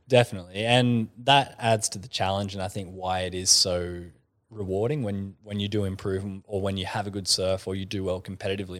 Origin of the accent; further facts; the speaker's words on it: Kiama, New South Wales, Australia; I grew up in Kaima